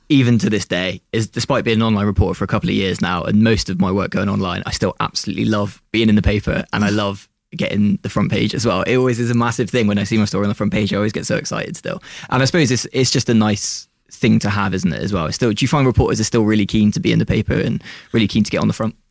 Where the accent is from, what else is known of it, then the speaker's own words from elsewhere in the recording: Bristol, South West England, United Kingdom; When you're from Bristol and you're working in Bristol